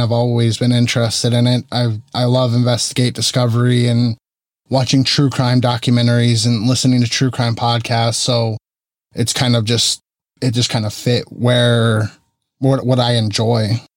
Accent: Arizona, United States; moved away as an adult; now in Central California, United States; Not originally from California. I moved here in two thousand twelve, and I'm originally from Arizona.

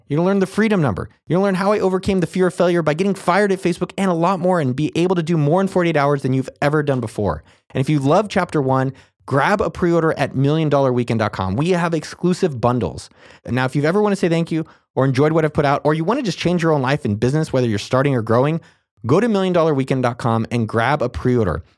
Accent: San Jose, California, United States; I was born and raised in California, grew up in San Jose

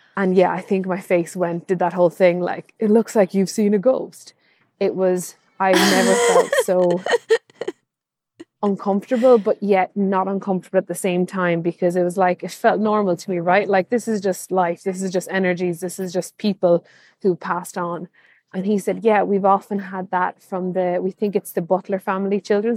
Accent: Kilkenny, Leinster, Ireland; I'm from Kilkenny, which is a medieval town full of history.

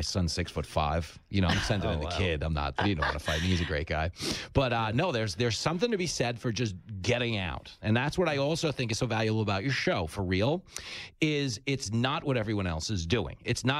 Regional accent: East Coast, United States; because I grew up here in the East Coast

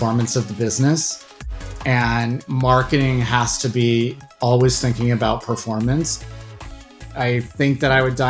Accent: Bay Area, California, United States; moved away; also born or lived in Washington, D.C.; I grew up in the Bay Area and kind of Silicon Valley during the kind of dot-com boom in the late 90s

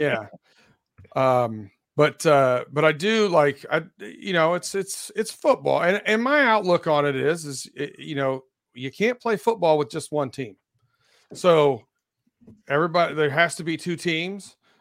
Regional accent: Northwest Ohio, United States; also born or lived in Ann Arbor, Michigan; now in Pittsburgh, United States; I grew up in Northwest Ohio

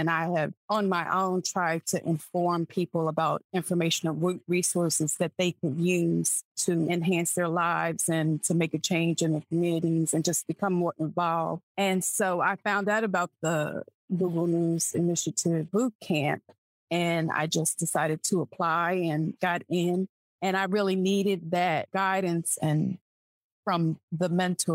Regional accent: Wilmington, Delaware, United States; moved away as an adult; now in Charlotte, United States; I'm from Wilmington, Delaware, but I've lived in Charlotte since about 2007.

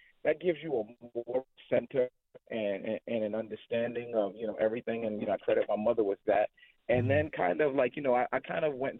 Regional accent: New York City, New York, United States; I grew up in the Northeast Bronx.

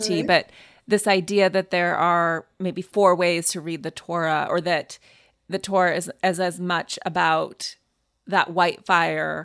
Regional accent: Montana, United States; I grew up in Montana going to services with a female rabbi who flew into Montana

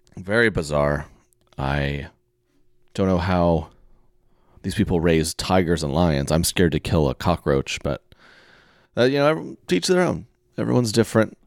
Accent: Oklahoma, United States; I'm from Oklahoma

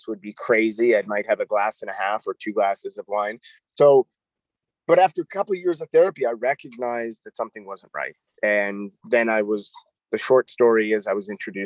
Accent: Toronto, Ontario, Canada; moved away as an adult; also born or lived in New York; I'm a Canadian. I grew up in Toronto, Canada

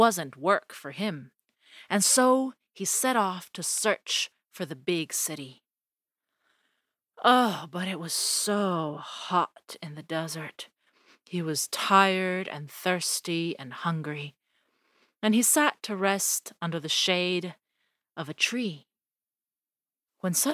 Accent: Colombia; I come from Colombia

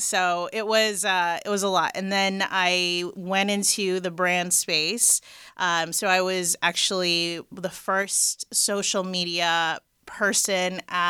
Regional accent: Los Angeles, California, United States; and raised in LA, the Valley. I'm very proud to be from the Valley. I don't know why people hate on it, but I'm from the Valley.

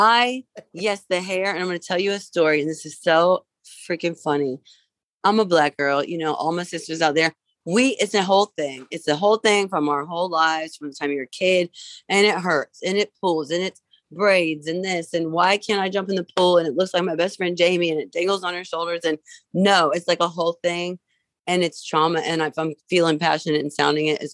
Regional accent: Vincennes, Indiana, United States; I grew up in Vincennes, Indiana.

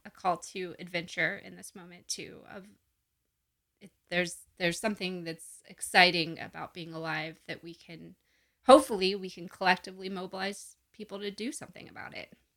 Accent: Gulf Coast, United States; also born or lived in Appalachian Mountains; I grew up on the Gulf Coast and also in the Appalachian Mountains

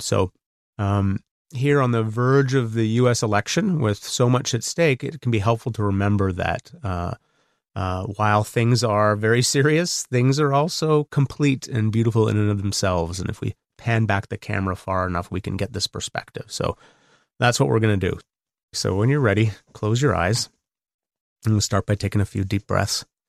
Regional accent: Canada; I'm Canadian. I live across the border

